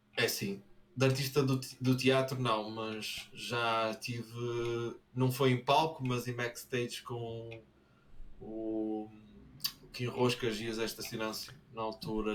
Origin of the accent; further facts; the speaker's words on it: Braga, Norte, Portugal; Braga tem. Nós temos um, um sotaque